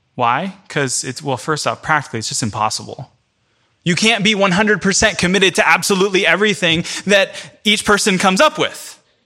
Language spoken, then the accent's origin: English; Central Florida, United States; now in New York, United States; I'm from Central Florida